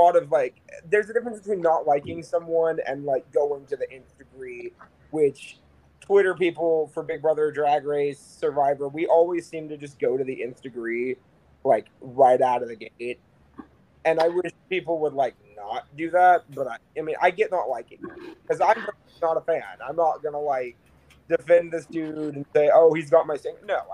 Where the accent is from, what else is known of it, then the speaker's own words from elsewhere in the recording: Bristol, Tennessee, United States; I am originally located relatively close to Gatlinburg